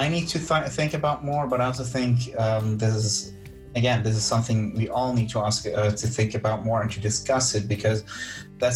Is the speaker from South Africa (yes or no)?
no; German part of Switzerland, German-speaking Switzerland, Switzerland; I'm from the German part of Switzerland